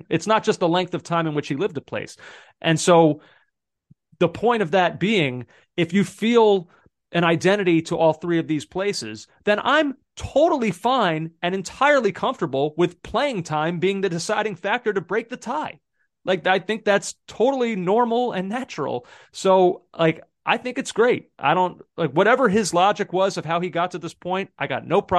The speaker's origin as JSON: {"language": "English", "region": "Pennsylvania", "country": "United States", "tie": "born or raised there", "also_born_or_lived": "Massachusetts", "moved": "yes", "lives_now": "New York, United States"}